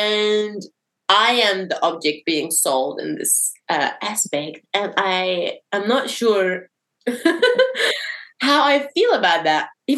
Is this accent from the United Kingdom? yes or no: no; Syria; born there; It's more like, oh, I was born in Syria and I don't see things happening by accident.